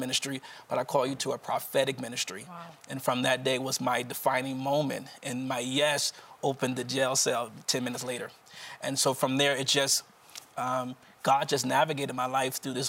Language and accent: English; Wilmington, Delaware, United States; I'm from Wilmington, Delaware, right outside of the Philadelphia region.